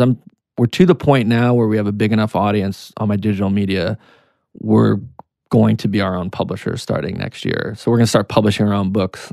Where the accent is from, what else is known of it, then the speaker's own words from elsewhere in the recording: Canada; also born or lived in United States; now in New York, United States; I'm Canadian American. I born in Canada, came to the U S